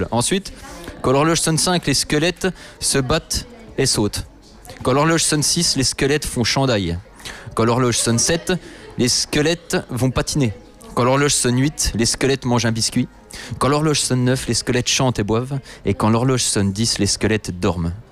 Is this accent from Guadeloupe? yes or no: no; Spain; je suis espagnol